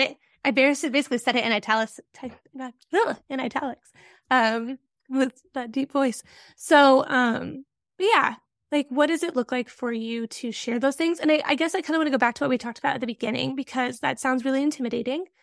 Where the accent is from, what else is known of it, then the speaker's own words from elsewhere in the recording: Midwest, rural Nebraska, United States; I'm also a Midwesterner